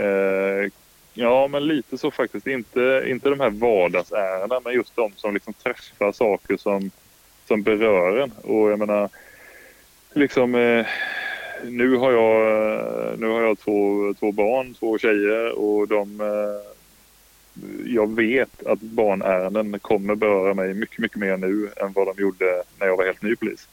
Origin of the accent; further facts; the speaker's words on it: Kalmar County, Sweden; moved away; also born or lived in Stockholm; jag är från Öland